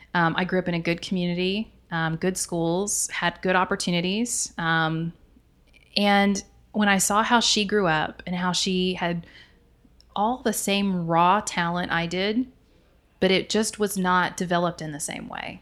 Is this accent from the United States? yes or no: yes; right outside of Dallas, Texas, United States; I grew up right outside of Dallas